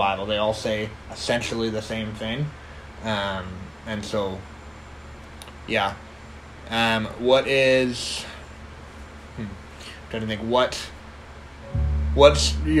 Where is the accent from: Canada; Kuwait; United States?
Canada; Kelowna, British Columbia; I grew up in Kelowna